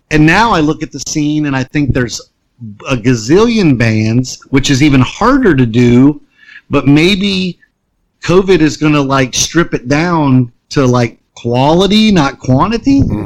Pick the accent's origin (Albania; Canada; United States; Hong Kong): United States; Concord, North Carolina; Like living in Concord and being a different kid was not cool.